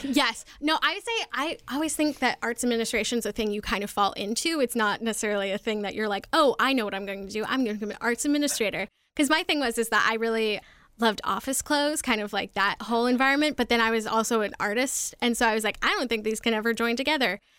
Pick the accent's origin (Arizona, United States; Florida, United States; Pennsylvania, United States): Arizona, United States; moved away as an adult; also born or lived in Colorado / New York City / Washington, D.C.; I was born in Colorado and then raised in Arizona from age eight to eighteen